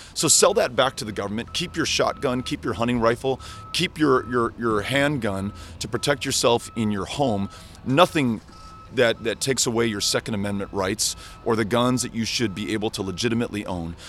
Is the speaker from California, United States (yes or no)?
no; El Paso, Texas, United States; My hometown of El Paso, Texas